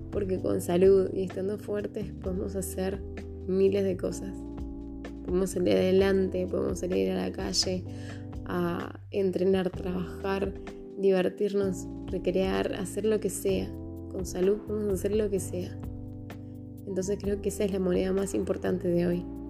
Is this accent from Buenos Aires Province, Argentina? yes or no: no; Tucumán, Argentina; tengo 30 años, soy de Tucumán